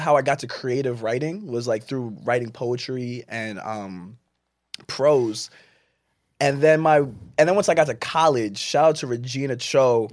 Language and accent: English; Jersey City, New Jersey, United States; born or raised there; also born or lived in Plainfield, New Jersey